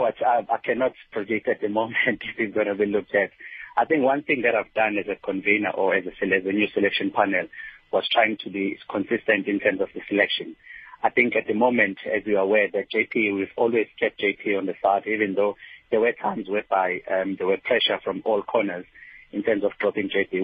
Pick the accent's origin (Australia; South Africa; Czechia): South Africa; as a South African